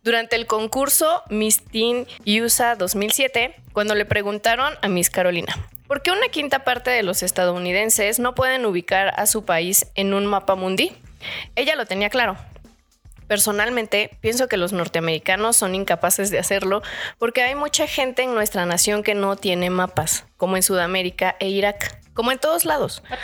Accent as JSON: {"language": "Spanish", "town": "Chilpancingo", "region": "Guerrero", "country": "Mexico", "tie": "born or raised there"}